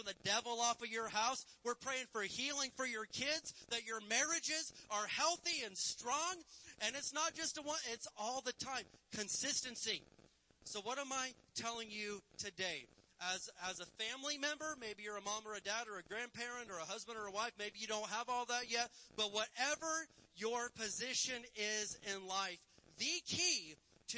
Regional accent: Indiana, United States; I'm from Indiana

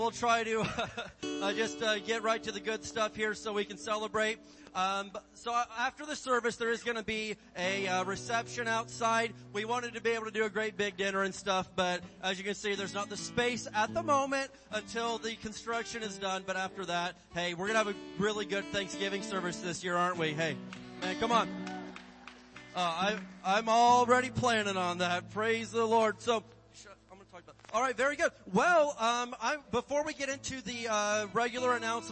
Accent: Barstow, California, United States; I am from the best place in California, Barstow

